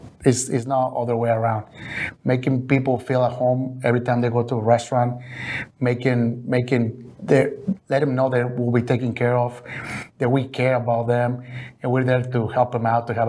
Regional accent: Mexico; English is a second language; And the first thing I did is transform those in pesos, because I was coming from Mexico.

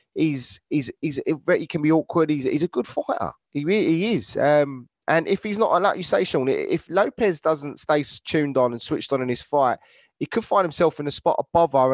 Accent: United Kingdom; we're British

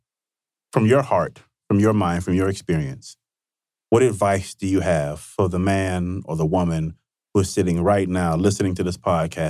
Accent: Vicksburg, Mississippi, United States; moved away as an adult; Vicksburg is a small town. I grew up there. I left Vicksburg in 1994 when I graduated high school

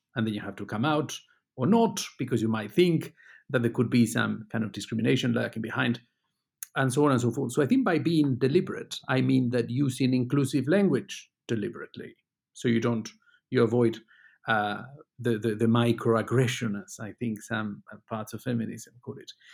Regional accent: Spain; moved away as an adult; also born or lived in United Kingdom; now in Luxembourg; I was born in Spain, but I spent most of the last twenty years in, in the U K. I went to Britain to study

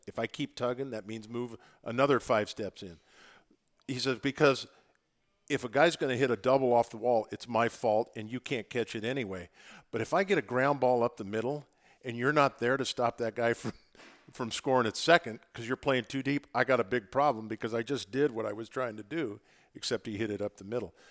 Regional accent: Oregon, United States; I'm from Oregon, but in a small town in the middle of Oregon

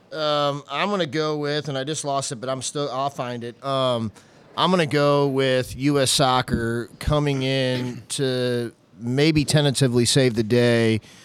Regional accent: the county on the Missouri side, United States; growing up on the wrong side of two rivers in the county on the other side, in the Missouri side

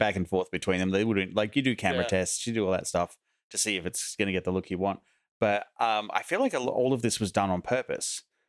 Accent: Australia; accent: Aussie; my Aussie accent

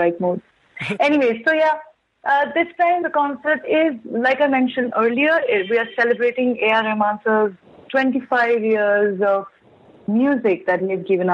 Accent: Delhi, India; I'm from Delhi

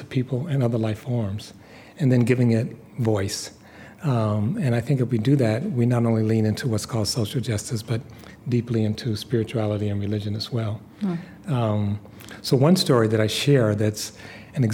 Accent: Detroit, Michigan, United States; I grew up in Detroit

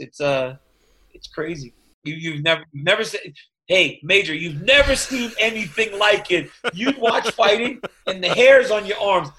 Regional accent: Louisiana, United States; i grew up in louisiana

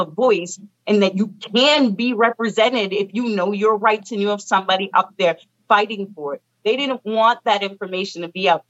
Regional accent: United States; As an American, as a strong Black woman

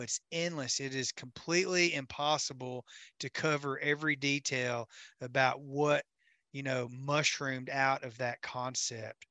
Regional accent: Camden, Tennessee, United States; Camden, Tennessee, on Kentucky Lake, my hometown

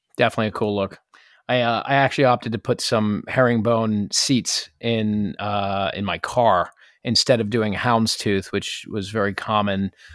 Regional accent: New York, United States; being a New Yorker

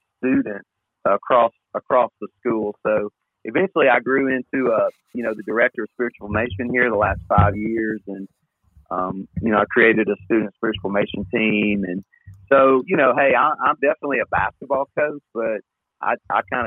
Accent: Columbia, Tennessee, United States; moved away as an adult; also born or lived in Clarksville, Tennessee / Nashville, Tennessee / Huntsville, Alabama; I'm really a Middle Tennessee guy. I grew up in Columbia, lived in Clarksville

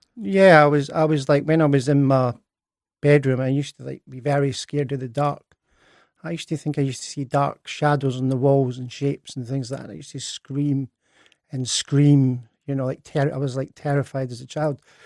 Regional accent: Edinburgh, Scotland, United Kingdom; I was born in Edinburgh on, uh, tenth of July, nineteen sixty-nine.

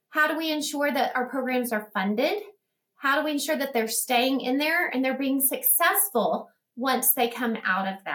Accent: Odessa, Texas, United States; this is my hometown, and I love ECISD

